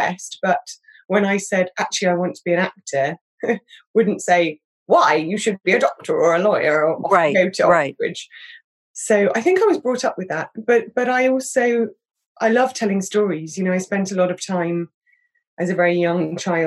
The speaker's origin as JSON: {"language": "English", "town": "Reading", "region": "South East England", "country": "United Kingdom", "tie": "born or raised there", "also_born_or_lived": "London", "moved": "as an adult", "said": "I grew up outside London in a slightly anonymous place outside Reading"}